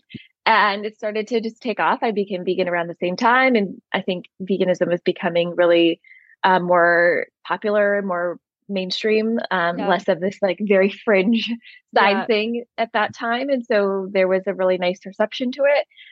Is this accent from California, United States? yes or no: yes; Southern California, United States; moved away as an adult; also born or lived in New York City; I grew up in Southern California, but then I spent most of my adulthood on the East Coast of the U.S.